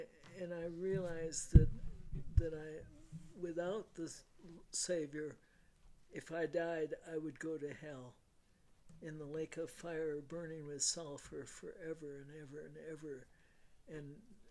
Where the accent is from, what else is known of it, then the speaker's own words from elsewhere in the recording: Wisconsin, United States; now in Colorado Springs, United States; I grew up in Wisconsin.